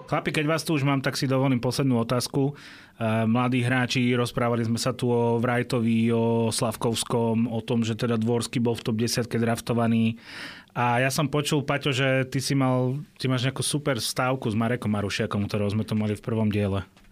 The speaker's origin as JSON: {"language": "Slovak", "country": "Slovakia", "said": "ja som zo Slovenska"}